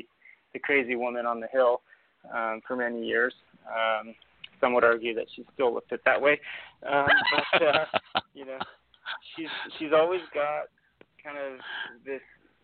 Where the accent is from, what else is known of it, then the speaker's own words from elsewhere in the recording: Argentina; now in United States; We're from Argentina originally, as our family and my grandparents and everybody were from Argentina